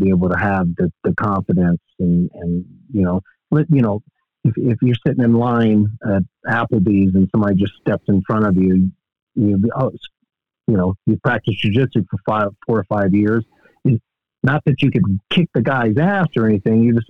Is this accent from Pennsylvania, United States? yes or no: no; Dresden, Tennessee, United States; moved away; Dresden, Tennessee, which is my hometown.